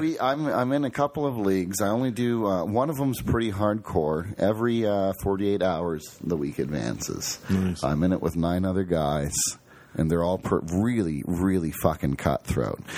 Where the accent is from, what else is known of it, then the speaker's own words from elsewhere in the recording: Toledo, Ohio, United States; now in Columbus, United States; we grew up in Toledo